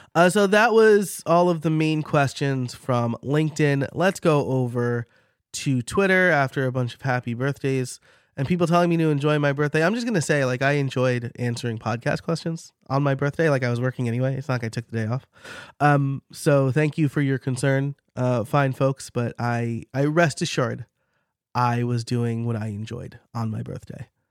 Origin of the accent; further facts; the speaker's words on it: New York, United States; accent: New York; my New York accent